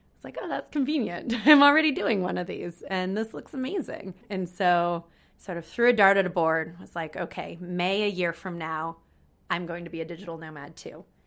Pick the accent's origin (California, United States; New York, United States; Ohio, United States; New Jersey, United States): California, United States; moved away; also born or lived in San Francisco; I'm twenty-six and I'm from California in the United States